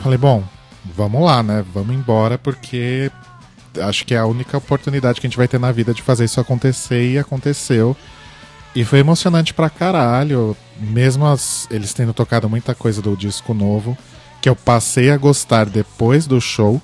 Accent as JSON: {"language": "Portuguese", "country": "Brazil", "said": "a gente é do Brasil"}